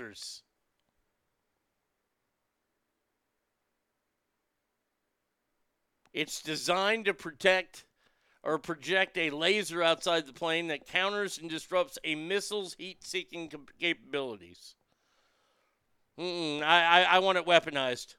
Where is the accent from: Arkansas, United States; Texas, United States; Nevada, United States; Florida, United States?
Texas, United States; Garland; my hometown of Garland, Texas